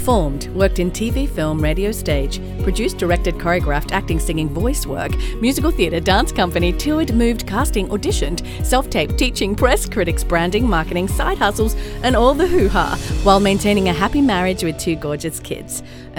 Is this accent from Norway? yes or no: no; Australia; now in Atlanta, United States; I'm in Atlanta. You're in Los Angeles. I'm an Aussie.